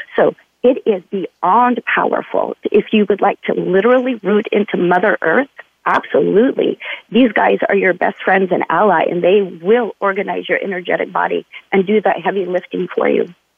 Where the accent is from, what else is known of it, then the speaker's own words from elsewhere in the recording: Utah, United States; also born or lived in California; now in Oregon City, United States; I grew up in Utah.